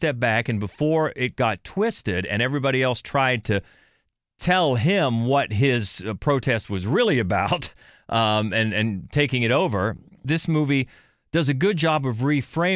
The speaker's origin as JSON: {"language": "English", "region": "Ohio", "country": "United States", "tie": "born or raised there", "said": "I grew up in Ohio"}